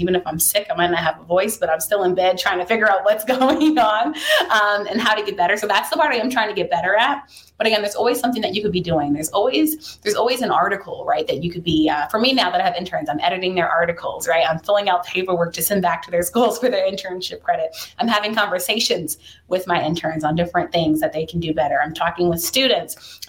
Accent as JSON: {"language": "English", "region": "DMV", "country": "United States", "tie": "born or raised there", "said": "one to always put on for my hometown, you know, the 2-4-0, 3-0-1, like the DMV means so much to me because the DMV is who made me."}